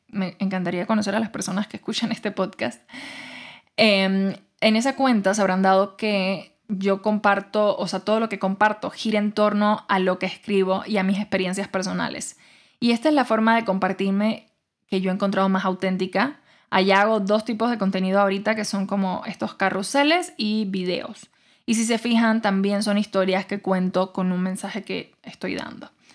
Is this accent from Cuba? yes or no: yes; Cuba; moved away as an adult; yo nací, crecí en Cuba y me fui de Cuba hasta los 21 años